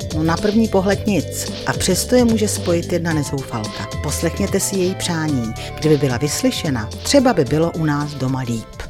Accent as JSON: {"language": "Czech", "country": "Czechia"}